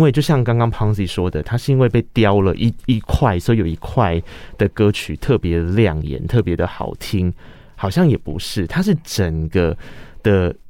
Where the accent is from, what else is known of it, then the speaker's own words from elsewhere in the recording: Tainan, Taiwan; moved away; 身为台南人